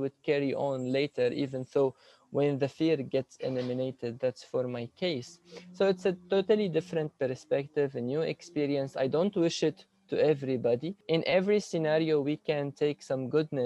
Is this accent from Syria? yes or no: yes; Damascus, Damascus Governorate, Syria; moved away as an adult; now in Canada; In Damascus, Syria, I was born and raised there